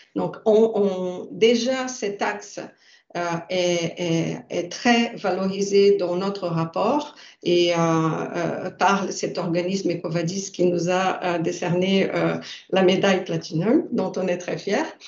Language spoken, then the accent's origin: French; Brazil; now in France; ma culture, je suis brésilienne, donc euh, je viens euh, d'un pays nouveau